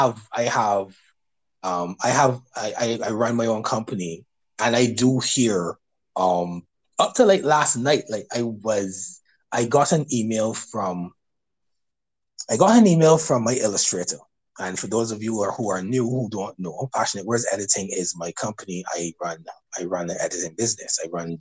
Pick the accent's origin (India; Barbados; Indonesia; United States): Barbados; I'm from Barbados, so I've had people over the years tell me about my accent